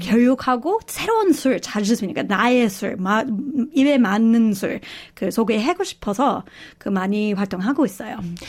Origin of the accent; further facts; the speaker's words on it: Australia; Korean is a second language; moved away as an adult; also born or lived in South Korea; 저희 호주 사람인데요. 그 한국에서 그 10, 거의 17년 그 살았고요.